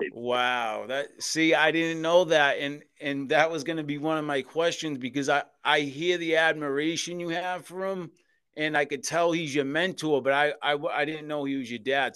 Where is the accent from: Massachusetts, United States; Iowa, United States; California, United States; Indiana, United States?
Massachusetts, United States; Boston; born or raised there